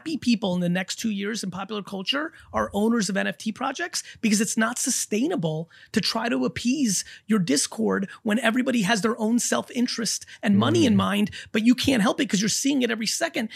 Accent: New Jersey, United States; also born or lived in Soviet Union; I grew up in Jersey, in an urban Jersey, when in the 80s

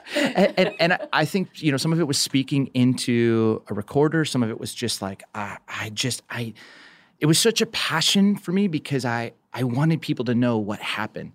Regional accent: Southern California, United States; growing up in Southern California

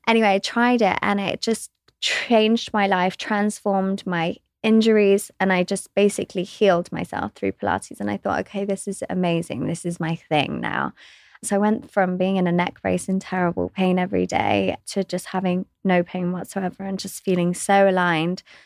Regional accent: West Sussex, South East England, United Kingdom; I grew up in West Sussex. in England

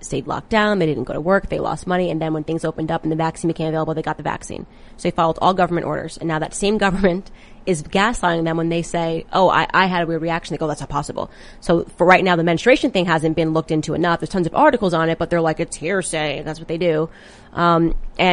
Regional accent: Connecticut, United States; I'm from Connecticut

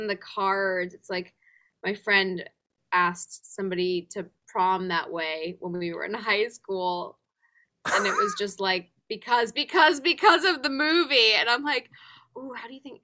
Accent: England, United Kingdom; moved away; also born or lived in Los Angeles, United States; growing up in England, anytime I hear a British accent, I feel straight back to comfort, to youth, to home in a sense. Even though LA is home, England will always be the other home

